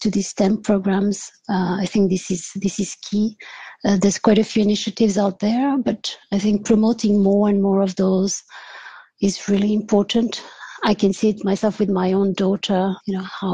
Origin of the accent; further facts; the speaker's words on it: France; moved away as an adult; also born or lived in Switzerland / California, United States; now in Belgium; I was born in France. And did my studies there, my undergraduate studies there. But my parents are actually from Portugal